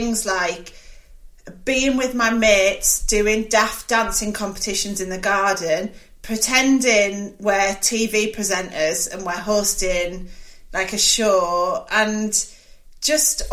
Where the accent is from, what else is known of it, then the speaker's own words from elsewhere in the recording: Middlesbrough, North East England, United Kingdom; I grew up in Middlesbrough